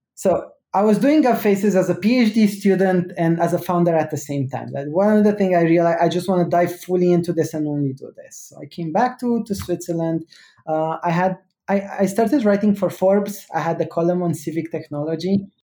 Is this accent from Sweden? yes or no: no; Romania; I grew up in Romania